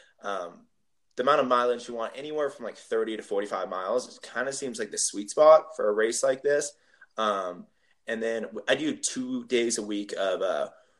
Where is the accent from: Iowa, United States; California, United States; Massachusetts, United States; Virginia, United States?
California, United States; Bay Area; I went back home. I'm from the Bay Area